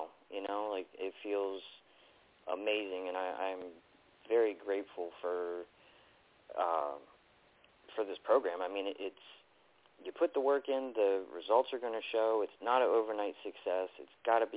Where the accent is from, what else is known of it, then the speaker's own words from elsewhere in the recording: Baltimore, Maryland, United States; moved away as an adult; now in North Carolina, United States; I'm originally from Baltimore, so I moved down to North Carolina